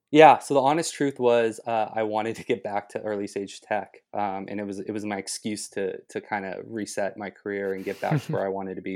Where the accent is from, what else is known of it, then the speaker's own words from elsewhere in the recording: Los Angeles, California, United States; moved away; I'm originally from Los Angeles, so going to SC was a natural choice for me.